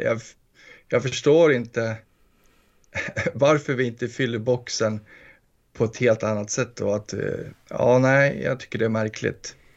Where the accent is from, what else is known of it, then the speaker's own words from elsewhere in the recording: Gästrikland, Gävleborg County, Sweden; smålänningen i mig fast jag är från Gästrikland